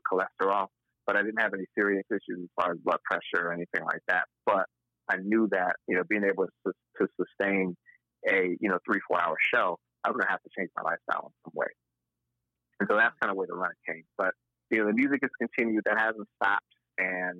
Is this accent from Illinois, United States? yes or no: no; Buffalo, New York, United States; moved away as an adult; also born or lived in Boston; now in Atlanta, United States; I grew up in Buffalo. I lived in Boston before I moved to Atlanta